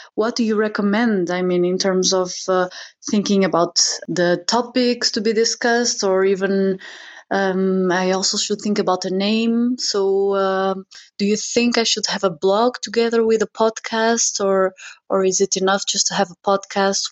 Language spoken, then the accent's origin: English; Portugal; I'm from Portugal, Europe.